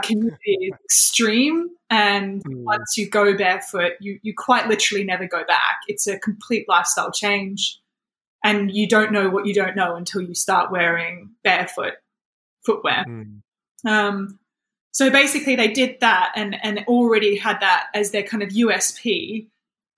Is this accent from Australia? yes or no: yes; Australia; moved away as an adult; now in United Kingdom; I've been living in the UK for 7 years. I'm from Australia originally.